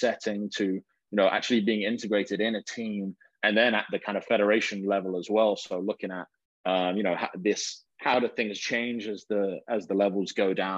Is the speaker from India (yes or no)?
no; England, United Kingdom; moved away as an adult; I'm coming from England.